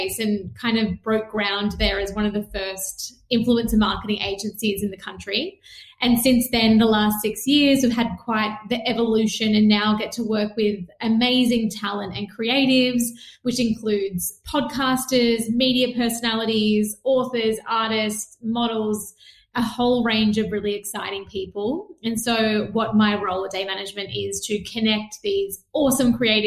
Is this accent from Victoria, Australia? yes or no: yes; Melbourne, Victoria, Australia; also born or lived in Perth; I was born in Perth where they were living for my dad's work as well. And then came back to Melbourne where we're from